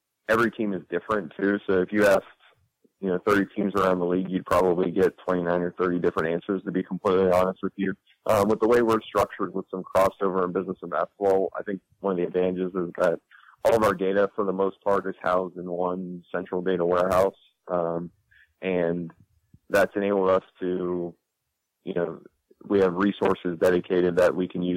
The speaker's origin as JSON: {"language": "English", "town": "Columbus", "region": "Ohio", "country": "United States", "also_born_or_lived": "Chicago", "moved": "yes", "said": "I'm from Columbus, Ohio"}